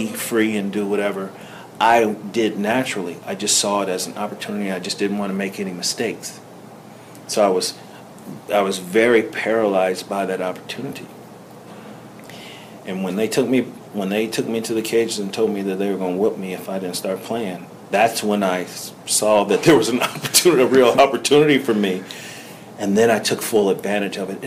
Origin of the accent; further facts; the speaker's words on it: Cincinnati, Ohio, United States; I'm from Cincinnati. I was born and raised in Cincinnati.